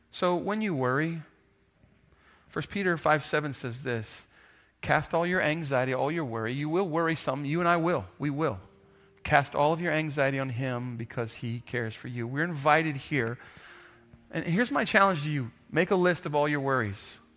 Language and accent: English; Kenya; now in Texas, United States; I grew up in Kenya. They didn't have houses. So when I moved back to, to, to Texas, we had a house.